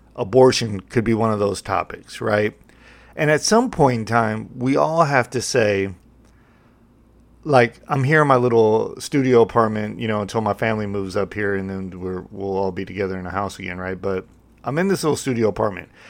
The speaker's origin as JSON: {"language": "English", "country": "United States", "said": "I'm an American"}